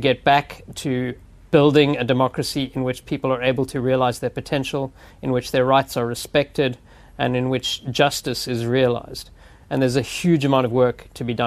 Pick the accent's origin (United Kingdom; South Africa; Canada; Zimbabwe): South Africa; Cape Town, Western Cape; moved away as an adult; also born or lived in Johannesburg / India; now in United States; I grew up in Cape Town